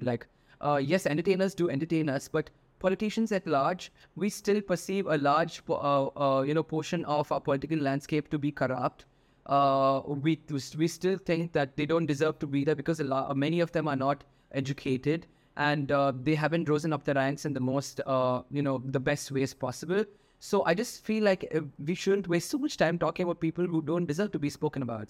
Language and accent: English; Tamil Nadu, India; I was the only person who knew Tamil because I'm from Tamil Nadu